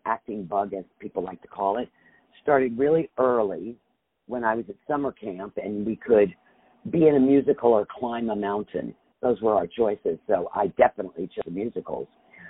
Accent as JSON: {"language": "English", "town": "Richmond", "region": "Virginia", "country": "United States", "tie": "born or raised there", "said": "I am a Southern Belle. I was born and raised in Richmond, Virginia"}